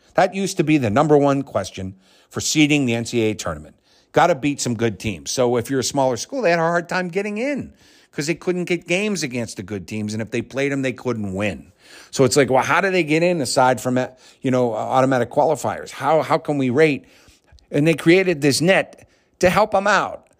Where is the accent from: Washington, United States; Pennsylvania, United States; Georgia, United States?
Pennsylvania, United States; Pittsburgh; moving back into my hometown where I'd lived till I was nine years old